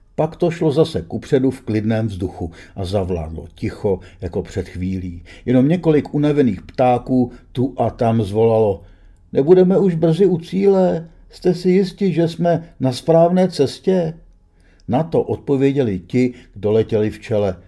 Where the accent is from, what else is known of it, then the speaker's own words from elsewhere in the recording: Czechia; jsem z Čech